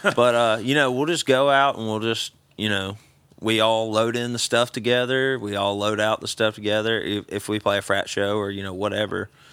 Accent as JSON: {"language": "English", "town": "Vestavia Hills", "region": "Alabama", "country": "United States", "tie": "born or raised there", "moved": "as an adult", "lives_now": "Nashville, United States", "said": "I grew up in a town called Vestavia."}